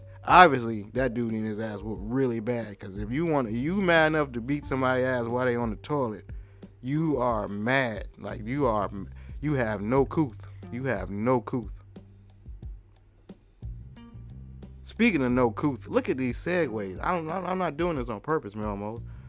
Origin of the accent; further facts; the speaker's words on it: New Zealand; you're Australian, I'm from New Zealand.